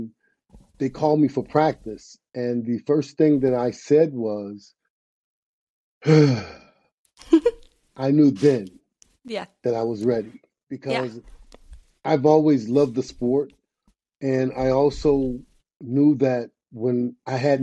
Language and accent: English; Riviera Beach, Florida, United States; moved away as an adult; also born or lived in Michigan / Israel / Greece / Spain; I'm from Riviera Beach, Florida